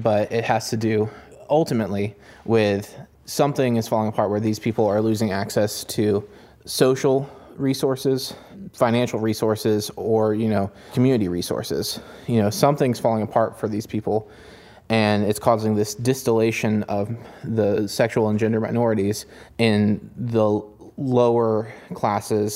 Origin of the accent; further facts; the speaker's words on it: Elkins, West Virginia, United States; I grew up in Elkins, West Virginia, in a fairly lower middle class family